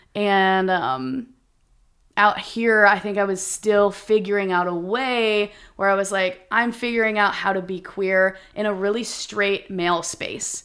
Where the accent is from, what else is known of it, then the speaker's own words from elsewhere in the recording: Minnesota, United States; moved away as an adult; I'm from Minnesota, we're from the Midwest